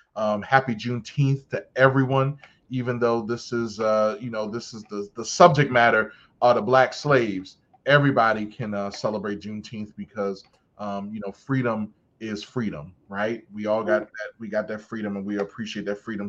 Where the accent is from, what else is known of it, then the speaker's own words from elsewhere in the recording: Baltimore, Maryland, United States; I'm from Baltimore